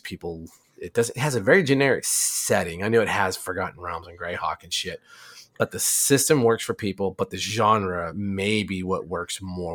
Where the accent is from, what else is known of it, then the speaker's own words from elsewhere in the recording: Arizona, United States; I grew up in Arizona